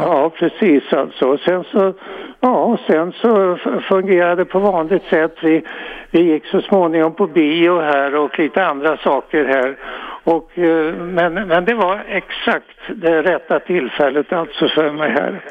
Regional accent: Örebro, Örebro County, Sweden; moved away as an adult; jag kommer från Örebro och eh, det var väl inte några särskilda intressanta saker där egentligen alltså. Vi gick i särskilt eh, läroverk

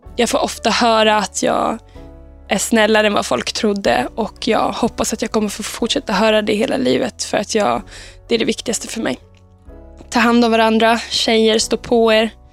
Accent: Uppsala, Uppsala County, Sweden; jag växte upp i Eriksberg i Uppsala med mina två föräldrar

